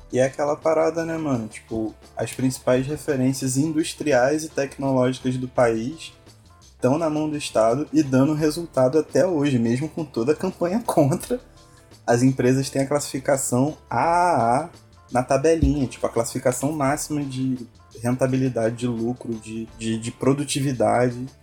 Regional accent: Paraty, Rio de Janeiro, Brazil; minha cidade, minha terrinha, Paraty

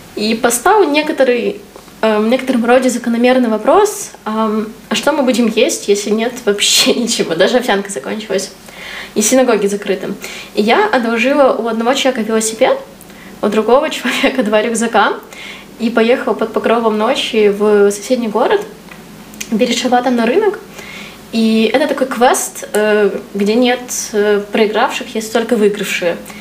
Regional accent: Ukraine; ты тут сидишь в максимальной своей культуре, то есть ты вот в городе, где ты вырос, там, с людьми, которые, на которых ты вырос, на там, историях, литературах, в которых ты вырос

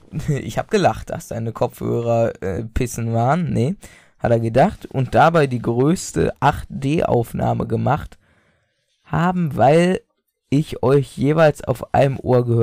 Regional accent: Austria; ich bin Österreicher.

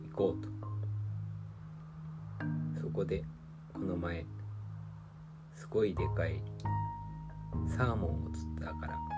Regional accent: Chikuho, Fukuoka, Japan; 私の実家筑豊というところ

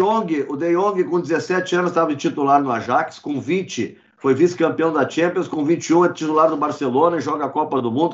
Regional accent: Brazil; sendo brasileiro

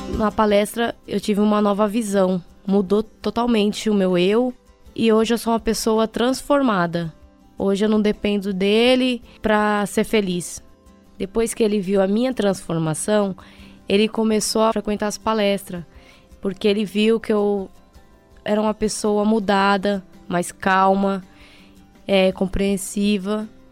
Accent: Brazil; sou do bairro do Grajaú

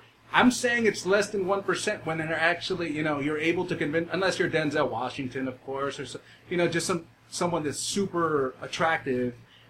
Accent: El Salvador; And she was Salvadoran in that movie, which, of course, I am. I'm from Salvi

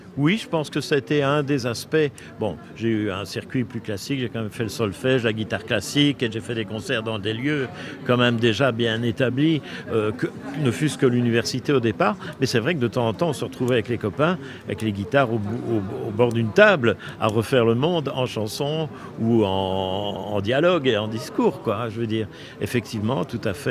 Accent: Brussels, Brussels-Capital Region, Belgium; je suis né à Bruxelles. J'ai fait mes études à l'université de Bruxelles

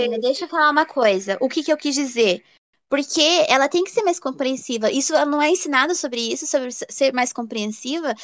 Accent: Paranaguá, Paraná, Brazil; moved away; eu nasci no Paranaguá, né? E eu falo que eu sou bagrinha

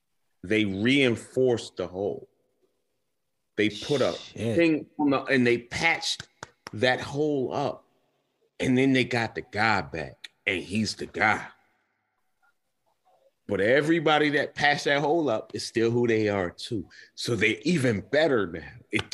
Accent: California, United States; born there; I was born in California, and I hate it because I don't know anything about it.

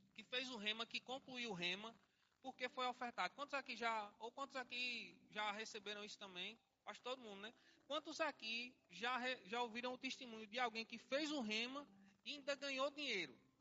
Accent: Salgueiro, Pernambuco, Brazil; now in Olinda, Brazil; nasci na cidade de Salgueiro, já morei em outras cidades também, mas não sou cigano. Lá nasci em Salgueiro, depois arrudei um pouquinho Pernambuco, vim para Olinda e aqui estou

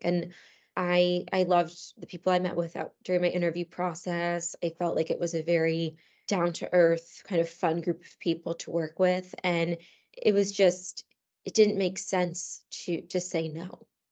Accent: Cheshire, Connecticut, United States; moved away as an adult; also born or lived in New York; I grew up in Cheshire, Connecticut, which is, um, a fairly small town in central Connecticut

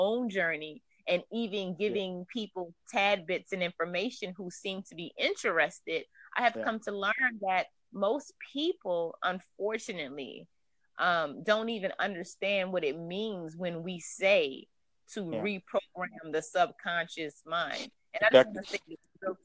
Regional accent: Louisiana, United States; moved away as an adult; also born or lived in Washington State; now in Washington, United States; I'm originally from Louisiana, from the South, but I've been living up here for about 15 years

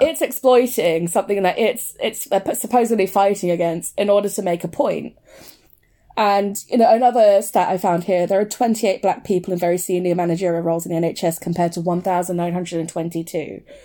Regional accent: United Kingdom; also born or lived in Brent, London / Leicester; it's either Brent or Leicester, and I grew up in both

